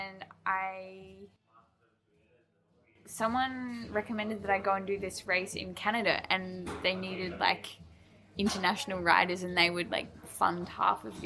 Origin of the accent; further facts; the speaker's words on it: New Zealand; moved away as an adult; also born or lived in Sydney, Australia / Melbourne, Australia; I was born in Sydney, and then when I was like 5 years old, my like parents and my brothers moved to New Zealand, and I lived there till I was 19, 20, and then I moved to Melbourne just by myself